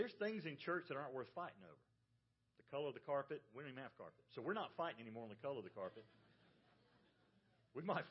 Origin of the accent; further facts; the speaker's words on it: the South, United States; I grew up in the South